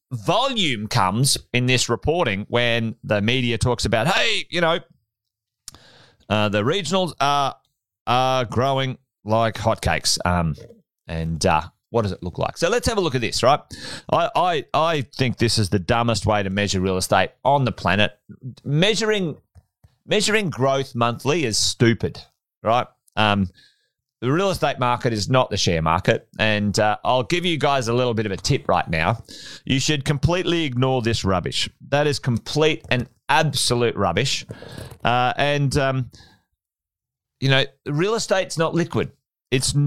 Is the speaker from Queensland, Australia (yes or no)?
yes; Charters Towers, Queensland, Australia; I grew up in Charters Towers. There you go. Went to high school there